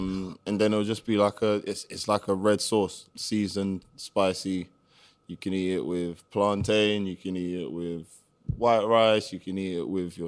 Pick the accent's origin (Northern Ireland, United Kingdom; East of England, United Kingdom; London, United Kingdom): London, United Kingdom; So I was born in Tottenham.